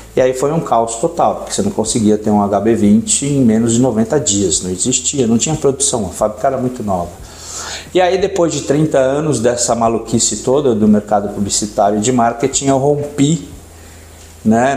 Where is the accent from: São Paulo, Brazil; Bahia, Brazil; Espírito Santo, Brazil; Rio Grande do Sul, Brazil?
São Paulo, Brazil; moved away as an adult; also born or lived in the coast (litoral); eu sou de São Paulo, hoje moro no litoral